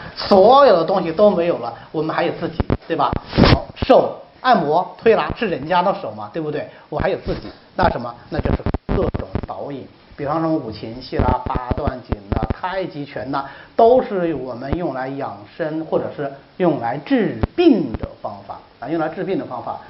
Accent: China; 我们中国人

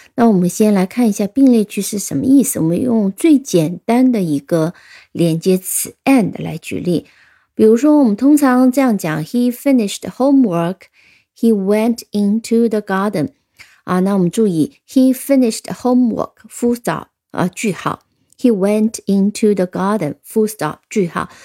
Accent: China; 我们中国人

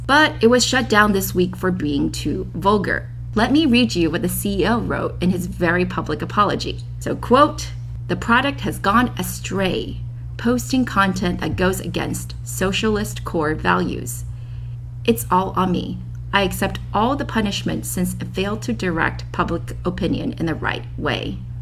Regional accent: China; now in San Francisco, United States; I was born in China and worked there from 2007 to 2015

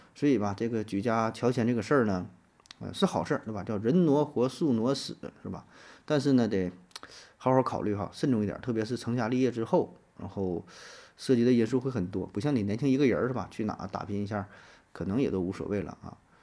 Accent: Northeast China, China; 东北这地方说实话也是土生土长，这么多年有点待腻了

